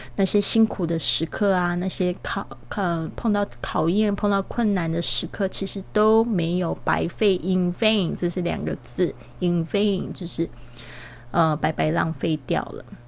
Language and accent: Chinese; Kaohsiung, Taiwan; moved away; 回到了这个我的老家高雄这边